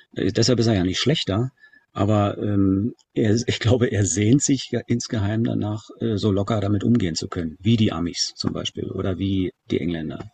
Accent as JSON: {"language": "German", "country": "Germany", "said": "als Deutscher"}